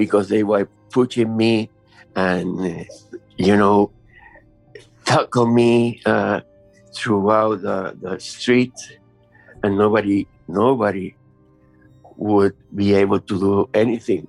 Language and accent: English; Havana, Cuba; moved away as an adult; I was born in Havana, Cuba in 1952.